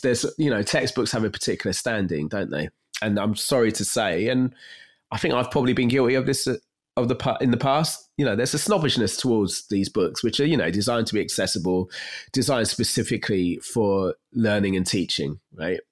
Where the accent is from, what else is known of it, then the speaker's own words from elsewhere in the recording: London, United Kingdom; I grew up in North East London, not far from where I am now